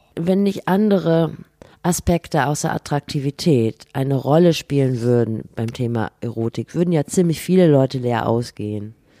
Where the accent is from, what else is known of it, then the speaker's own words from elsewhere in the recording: Rhineland, Germany; ich komme aus dem Rheinland, natürlich.